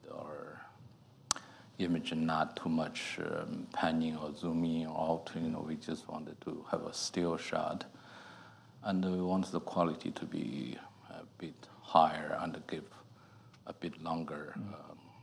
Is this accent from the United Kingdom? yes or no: no; China; moved away as an adult; I grew up in China.